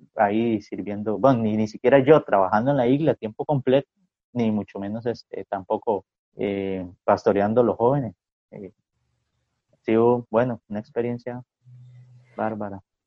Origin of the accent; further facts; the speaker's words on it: Ciudad Quesada, Alajuela, Costa Rica; now in southern Costa Rica; yo soy de, San Carlos, bueno, yo nací en Ciudad Quesada